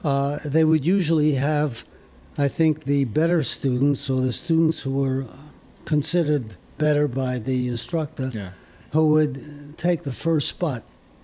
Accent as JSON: {"language": "English", "town": "Paris", "region": "Île-de-France", "country": "France", "tie": "born there", "said": "I hesitate to say this, but I was born in Paris, France."}